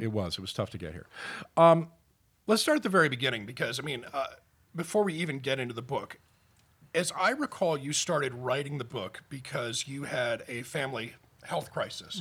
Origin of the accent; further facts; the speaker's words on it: United Kingdom; moved away; I'm from Britain